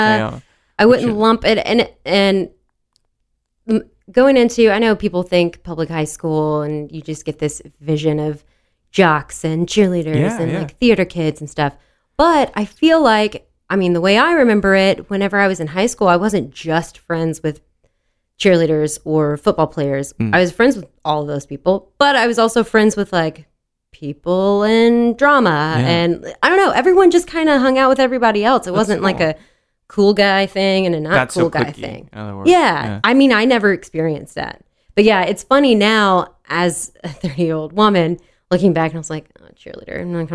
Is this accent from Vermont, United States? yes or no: no; Dallas, Texas, United States; So I grew up in Dallas. And then when I turned 13, let me rewind a little bit. So grew up in Dallas.